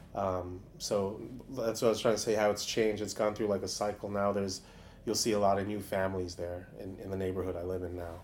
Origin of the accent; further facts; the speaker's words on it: New York City, New York, United States; I grew up in uh, Stuyvesant